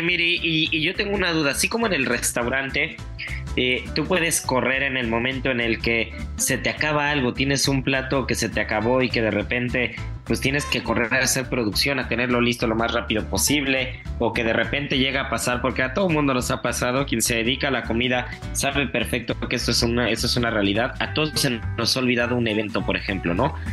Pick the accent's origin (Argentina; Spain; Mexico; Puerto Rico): Mexico; como buen mexicano